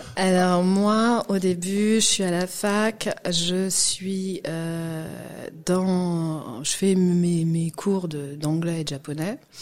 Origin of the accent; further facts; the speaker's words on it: Guadeloupe; moved away as an adult; also born or lived in Martinique; now in France; j'ai grandi en Guadeloupe. Je suis née en France, hein, en 91, et très tôt, euh, on est parti